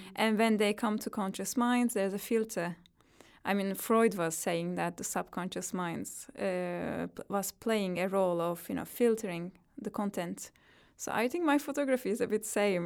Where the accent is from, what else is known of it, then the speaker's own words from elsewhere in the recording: Turkey; English is a second language; moved away as an adult; now in London, United Kingdom; I grew up in Turkey, so every experience that I had there is really rooted in my own spirit.